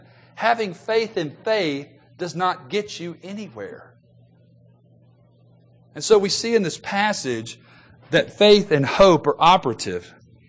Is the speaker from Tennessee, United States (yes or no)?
yes; Memphis, Tennessee, United States; Growing up in Memphis, Tennessee, like I did, my wife and I bought a house when we first got married.